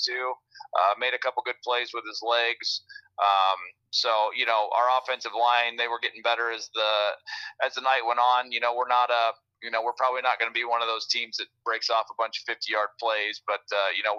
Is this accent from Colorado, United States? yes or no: no; New Sharon, Iowa, United States; I'm from New Sharon